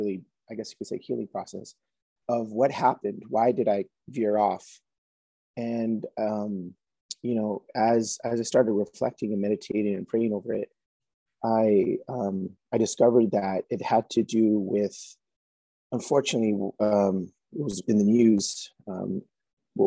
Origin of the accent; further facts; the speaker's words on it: San Jose, California, United States; moved away as an adult; also born or lived in Bay Area, California; now in Idaho, United States; originally from San Jose, California, Diocese of San Jose